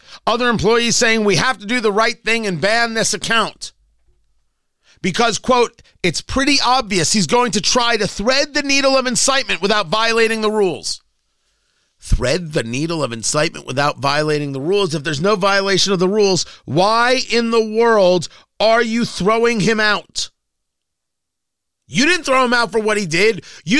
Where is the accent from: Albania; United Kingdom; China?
China; English is a second language; maybe because I am from China, I deeply understand how censorship can destroy the public conversation.